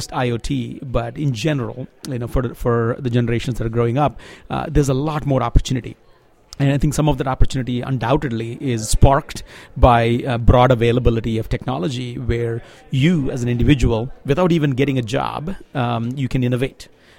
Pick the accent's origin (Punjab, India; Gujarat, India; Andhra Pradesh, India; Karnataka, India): Andhra Pradesh, India; I come from Andhra Pradesh, which is a southern Indian state.